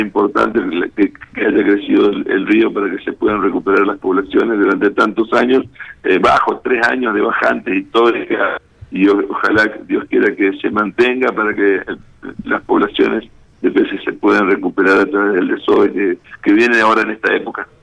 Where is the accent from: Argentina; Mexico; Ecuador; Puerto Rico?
Argentina; Goya, Corrientes; now in Reconquista, Argentina; yo soy eh, oriundo de Goya, Corrientes, ah, eh, yo soy goyano de nacimiento, pero reconquistense por adopción